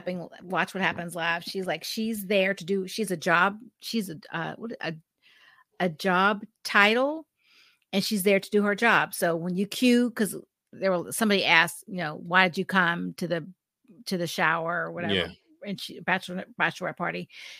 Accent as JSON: {"language": "English", "town": "Pittsburgh", "region": "Pennsylvania", "country": "United States", "said": "I'm from Pittsburgh."}